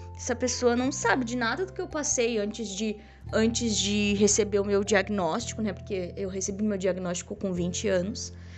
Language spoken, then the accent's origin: Portuguese; Rio Grande do Sul, Brazil; eu sou gaúcha, tá? Pra quem não sabe. Sou gaúcha.